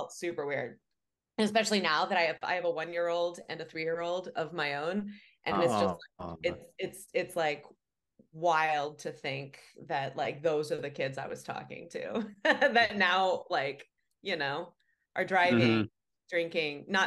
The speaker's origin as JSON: {"language": "English", "region": "Ohio", "country": "United States", "tie": "born or raised there", "said": "I grew up in Ohio. I grew up in a rural area, like saw Amish people driving their buggies quite often"}